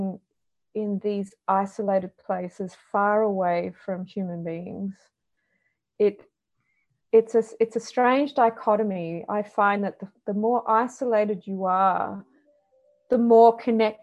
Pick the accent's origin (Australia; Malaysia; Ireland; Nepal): Australia; Perth, Western Australia; I grew up in Perth, Western Australia, which is a very Mediterranean climate.